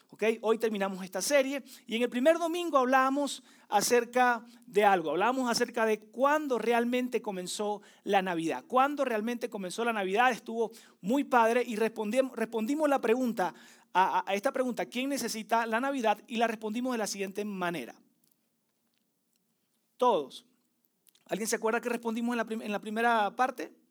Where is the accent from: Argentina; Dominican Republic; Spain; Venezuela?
Venezuela; moved away; Este, sí, soy venezolano, tengo 10 años viviendo acá, por lo tanto hay una mezcla de expresiones y de acentos que según yo eh, enmascaran un poco, ¿verdad?, mi acento venezola